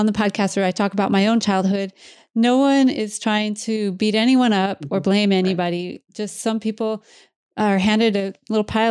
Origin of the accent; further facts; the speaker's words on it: Iowa, United States; moved away; I grew up in Iowa